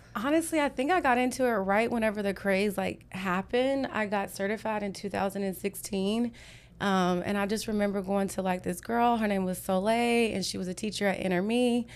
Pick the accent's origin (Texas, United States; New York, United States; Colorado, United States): Texas, United States; Whitney; moved away as an adult; also born or lived in Houston; I grew up in Whitney. It's about seventy-two miles east of here